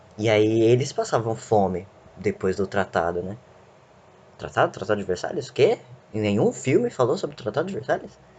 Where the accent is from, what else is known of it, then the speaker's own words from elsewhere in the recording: Brazil; a gente é brasileiro, a gente tem sangue de tudo quanto é lado